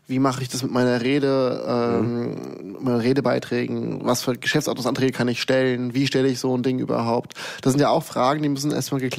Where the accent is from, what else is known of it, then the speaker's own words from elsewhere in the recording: Hesse, Germany; ich bin halt gebürtiger Hess, deswegen kenne ich mich da recht gut aus.